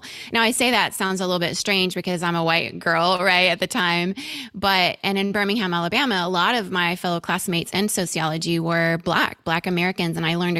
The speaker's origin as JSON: {"language": "English", "country": "Venezuela", "tie": "born or raised there", "said": "And still to this day, I have just great friendships from my time growing up in Venezuela."}